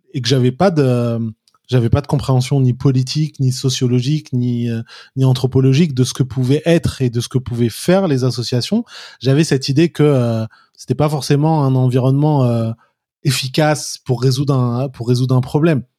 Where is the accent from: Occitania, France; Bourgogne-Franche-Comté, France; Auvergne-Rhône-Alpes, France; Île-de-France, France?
Île-de-France, France; Paris; also born or lived in Kafr el-Dawwar, Egypt; je suis né et j'ai grandi à Paris, d'origine égyptienne et algérienne